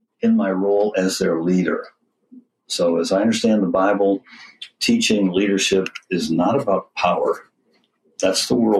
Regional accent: Kalamazoo, Michigan, United States; moved away as an adult; in my hometown, Kalamazoo

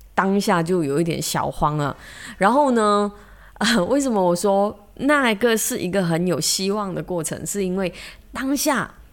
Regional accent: Malaysia; 我们马来西亚人说很 big tech

